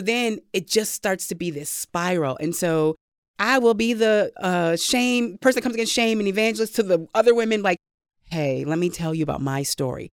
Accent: Saint Paul, Minnesota, United States; I grew up in Saint Paul

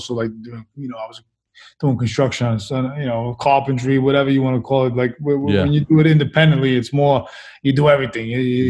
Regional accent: New York City, New York, United States; moved away; also born or lived in Brooklyn, New York; I was born in Brooklyn, raised in Queens, because we moved out of East New York when I was about 4, and then we moved to Queens.

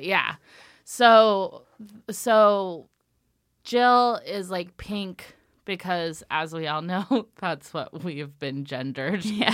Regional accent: Ellensburg, Washington, United States; I am from Washington State. Um, I'm from a town called Ellensburg, and it's a rodeo town

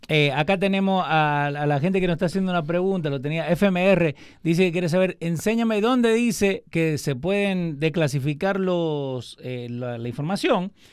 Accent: Argentina; Yo siendo argentino

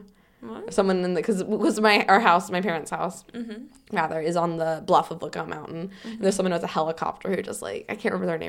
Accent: Southern United States, United States; accent: Southern; I'll just see if my Southern accent got thicker

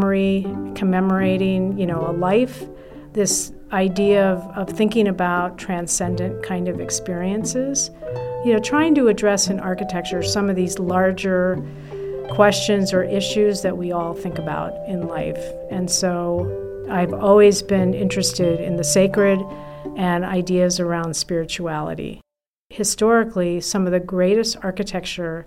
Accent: Milan, Lombardy, Italy; also born or lived in Notre Dame; now in Minneapolis, United States; Growing up in Italy had a profound impact on me

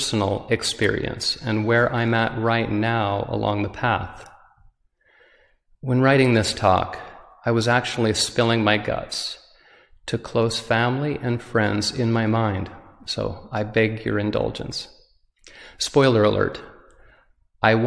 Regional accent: Utah, United States; I'm visiting from Utah, where I was born and raised

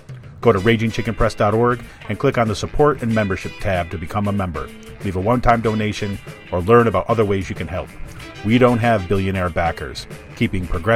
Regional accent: New York, United States; now in Pennsylvania, United States; New York's my home state.

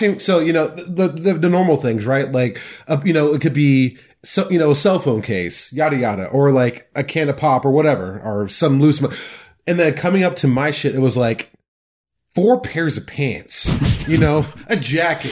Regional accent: Mount Pleasant, Iowa, United States; this weird kid from West Philadelphia Mount Pleasant

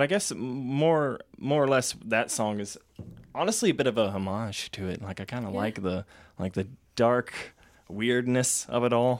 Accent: the American South, United States; moved away; I grew up having to go to church a lot as a Southern American.

